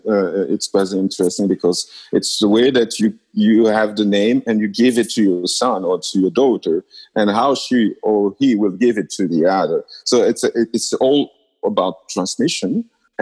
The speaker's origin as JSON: {"language": "English", "town": "Lubumbashi", "region": "Haut-Katanga", "country": "DR Congo", "tie": "born or raised there", "said": "I was born and raised in Lubumbashi"}